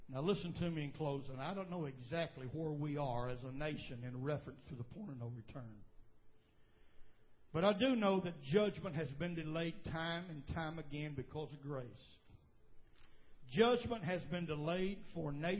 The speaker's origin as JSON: {"language": "English", "country": "United States", "tie": "born or raised there", "said": "I was born in America"}